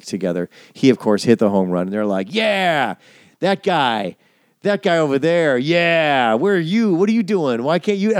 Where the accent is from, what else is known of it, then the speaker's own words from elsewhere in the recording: Wisconsin, United States; moved away; I'm from Wisconsin.